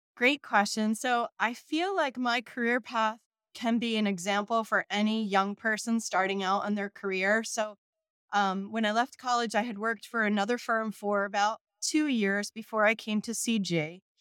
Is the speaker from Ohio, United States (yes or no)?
no; Southern Shore, New Jersey, United States; also born or lived in Baltimore, Maryland; I grew up here in New Jersey, um, a, along the Southern Shore